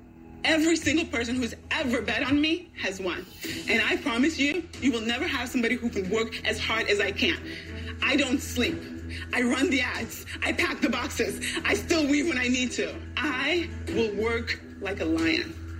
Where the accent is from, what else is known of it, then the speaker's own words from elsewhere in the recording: Senegal; English is a second language; now in St. Louis, United States; I live in St. Louis, Missouri, but I'm originally from Senegal, West Africa. I'm here seeking $500,000 in exchange for 10% of my company. I was born into the Wolof tribe